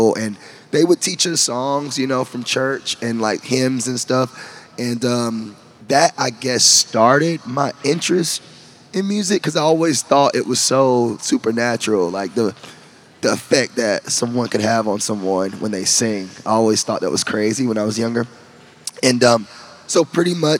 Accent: Rockingham, North Carolina, United States; also born or lived in Columbus, Georgia; now in Nashville, United States; I'm originally from North Carolina.

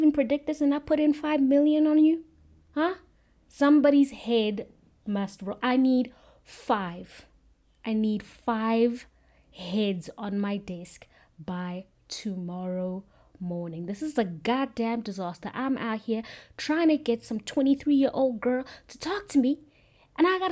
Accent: South Africa; I'm South African

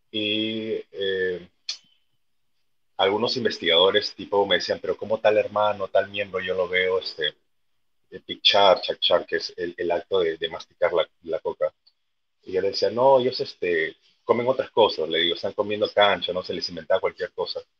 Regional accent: Peru; Es como los peruanos, en nuestro propio país

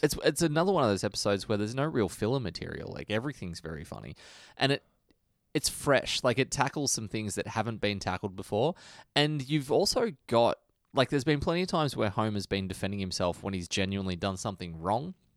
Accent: Australia; I'm an Australian.

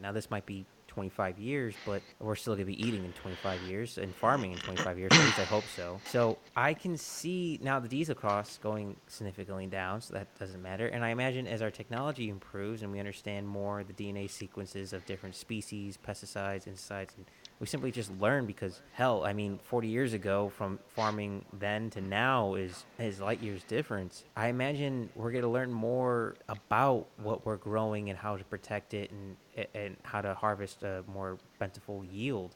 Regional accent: Texas, United States; I'm a Texan.

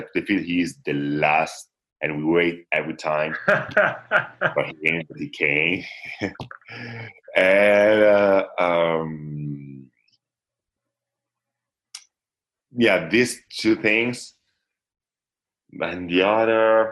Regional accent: Italy; English is a second language; I really start to play volleyball at 12, 13, something like this in my hometown

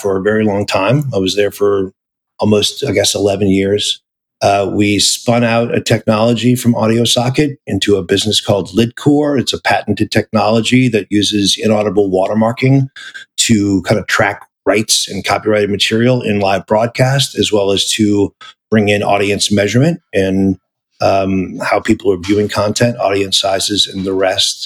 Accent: New Orleans, Louisiana, United States; moved away as an adult; also born or lived in Seattle; being from New Orleans

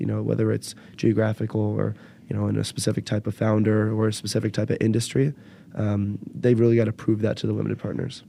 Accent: Bay Area, California, United States; now in Chicago, United States; I am from the Bay Area

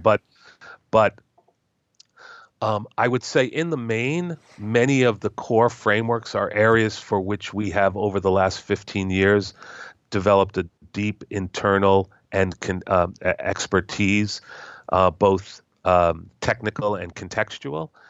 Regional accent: United States; as an American

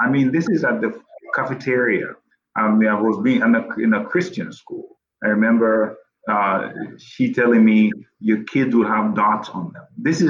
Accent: Kenya; English is a second language; now in United States; because I'm Kenyan, you know. But little did they know that the cross country, I hated it because I did that enough in my home.

